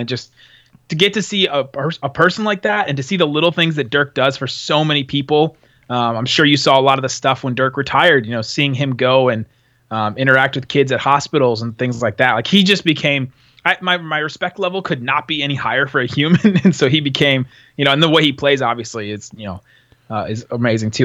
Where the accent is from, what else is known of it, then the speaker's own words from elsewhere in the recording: Los Angeles, California, United States; I was born in Los Angeles